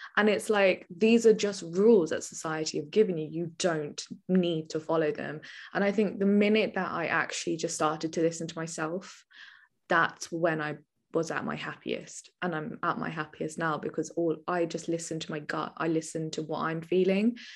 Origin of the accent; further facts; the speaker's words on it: Milton Keynes, South East England, United Kingdom; also born or lived in Birmingham; I am actually originally from a little town called Milton Keynes, which is a very little posh village, and then I'm also from Birmingham, which is the complete opposite